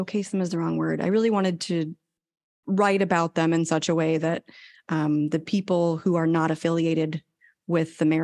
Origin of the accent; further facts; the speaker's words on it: New England, United States; moved away as an adult; also born or lived in Yokosuka, Japan; now in Texas, United States; I am originally from New England. I was born and raised here. And then I left when I was 18 to join the Navy